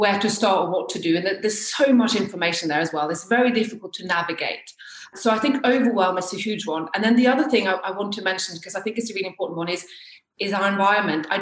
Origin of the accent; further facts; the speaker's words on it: Norway; also born or lived in near Chichester, United Kingdom; now in Chichester area, United Kingdom; So I've actually lived here longer than I have in Norway. So yes, I'm from Norway.